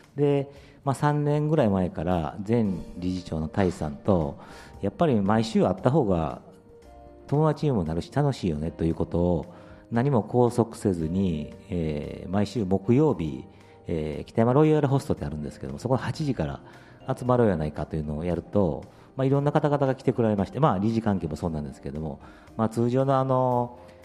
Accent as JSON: {"language": "Japanese", "region": "Kyoto", "country": "Japan", "tie": "born or raised there", "also_born_or_lived": "Nagasaki / Osaka", "said": "もともと小学校4年の時に京都に来まして。で、まあ、長崎生まれの時大阪来て京都に来たんですけども"}